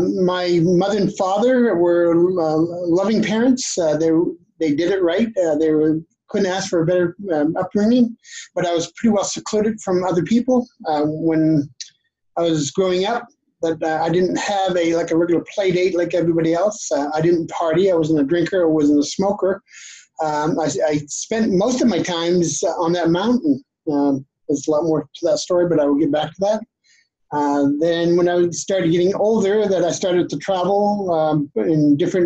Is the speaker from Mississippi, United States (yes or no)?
no; Maine, United States; also born or lived in Canada; I was born and raised in Maine